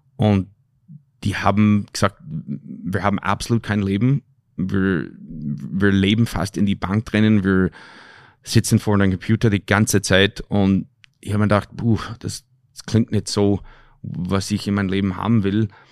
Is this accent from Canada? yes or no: yes; Canada; moved away; also born or lived in Austria; ich bin ein Kanadier